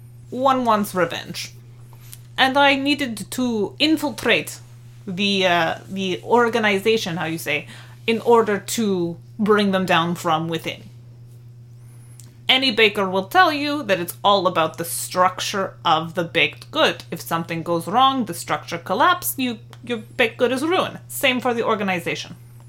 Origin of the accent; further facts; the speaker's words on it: Bulgaria; I am from Bulgaria, but obviously this organization is not headquartered there.